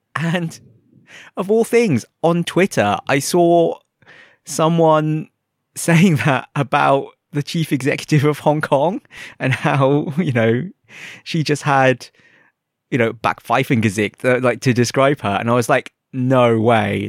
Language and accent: English; England, United Kingdom; first language English; moved away; I'm from England